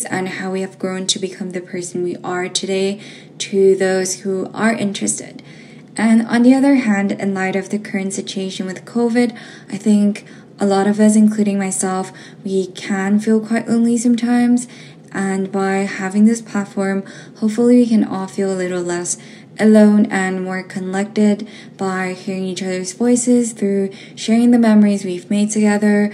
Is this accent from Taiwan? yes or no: yes; Taiwan; moved away; also born or lived in Japan; I'm from Taiwan.